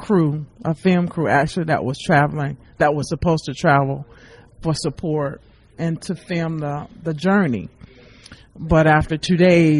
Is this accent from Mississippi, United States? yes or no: yes; Biloxi, Mississippi, United States; my hometown of Biloxi, Mississippi.